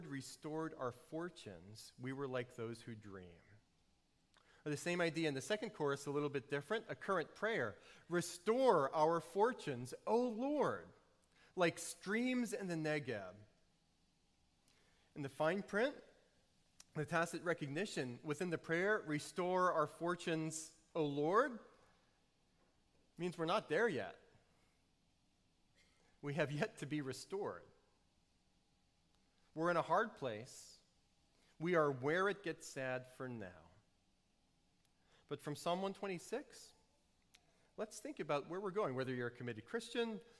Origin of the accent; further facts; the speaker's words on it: New Orleans, Louisiana, United States; I grew up in New Orleans before cars were nice